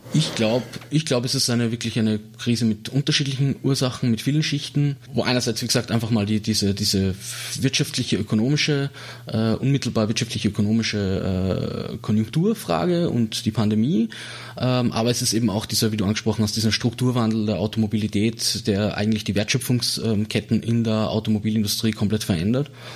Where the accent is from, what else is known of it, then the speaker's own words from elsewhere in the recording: Salzburg, Austria; moved away; also born or lived in Vienna; Ich bin aus Salzburg Stadt, also ich bin dort aufgewachsen